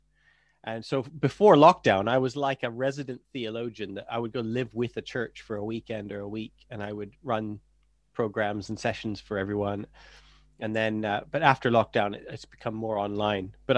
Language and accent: English; Canada; moved away as an adult; now in England, United Kingdom; I'm Canadian